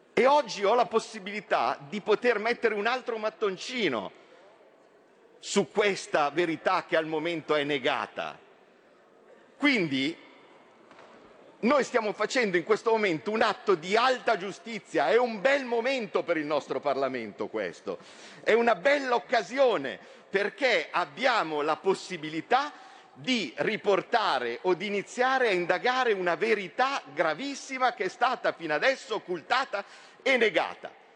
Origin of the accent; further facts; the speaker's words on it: from Como, Lombardy, Italy; Da milanese, da comasco, da lombardo